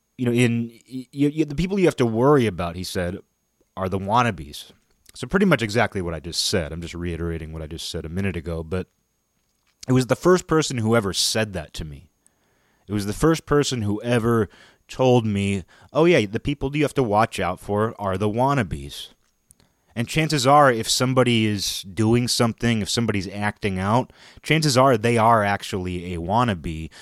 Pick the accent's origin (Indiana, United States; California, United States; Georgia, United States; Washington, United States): Washington, United States; my hometown is the next town over from Nintendo headquarters